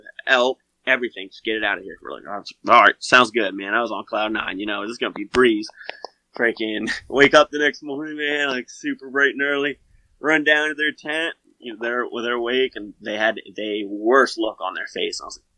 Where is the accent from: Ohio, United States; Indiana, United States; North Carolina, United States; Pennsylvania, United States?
Pennsylvania, United States; because I'm from Pennsylvania. And I don't find a lot of elk.